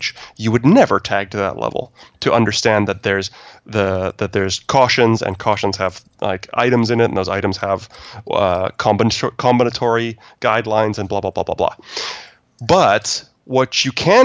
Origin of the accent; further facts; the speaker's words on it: Canada; I'm Canadian